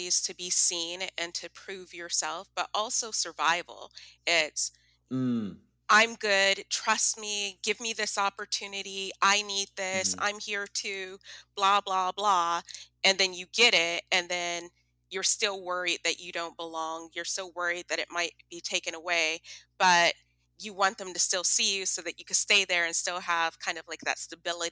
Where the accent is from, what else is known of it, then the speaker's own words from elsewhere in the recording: San Bernardino, California, United States; moved away as an adult; now in San Diego, United States; growing up in San Bernardino